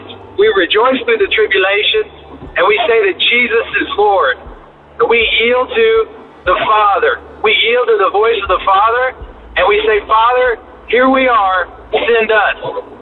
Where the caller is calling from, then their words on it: Mobile, Alabama, United States; I'm calling from Interstate 10 in Mobile, Alabama.